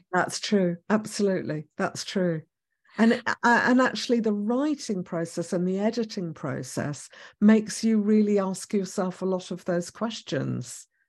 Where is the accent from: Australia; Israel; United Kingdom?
Israel; moved away; I was born in Israel